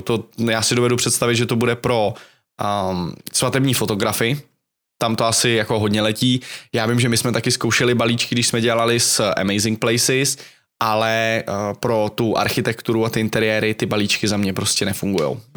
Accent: Czechia; jsem Čech

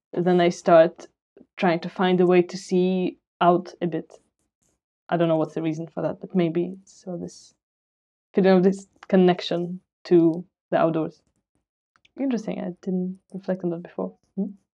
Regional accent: Moscow, Russia; moved away; also born or lived in London / Bristol; I grew up in Moscow and then I moved to London and Bristol.

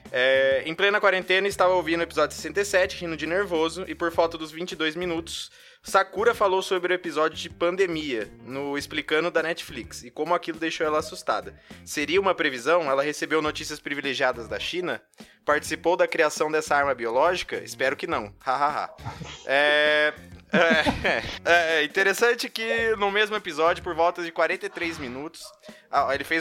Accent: Bela Vista do Paraíso, Paraná, Brazil; sou de Bela Vista do Paraíso advogado e membro da OAT

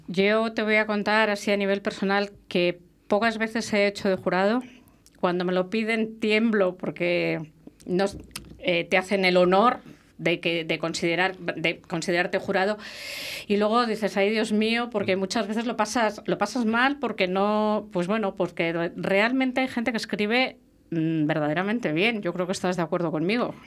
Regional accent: La Rioja, Spain; yo soy riojana de nacimiento, siempre lo digo, soy riojana de nacimiento

